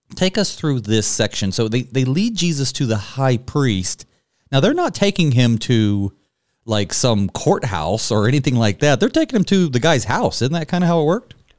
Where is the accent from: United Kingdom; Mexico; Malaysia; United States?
United States; North Carolina; growing up in North Carolina, Uh, I live just down the road from the Cherokee Indian Reservation